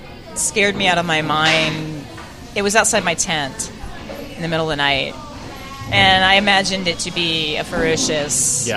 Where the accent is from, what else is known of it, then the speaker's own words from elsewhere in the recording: Australia; I'm an Australian in China, and I ended up in Australia.